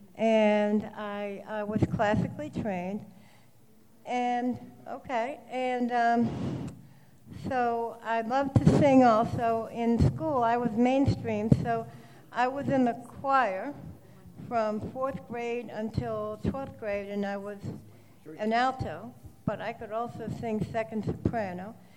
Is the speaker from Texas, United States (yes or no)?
no; New York, United States; now in Maryland, United States; I grew up in New York, and but I'm in Winter Mill, Maryland now, in Baltimore County